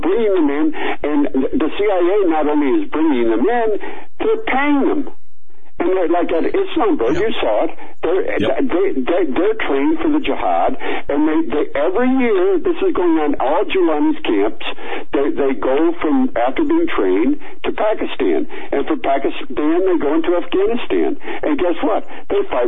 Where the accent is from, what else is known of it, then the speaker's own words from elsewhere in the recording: United States; I'm a Yank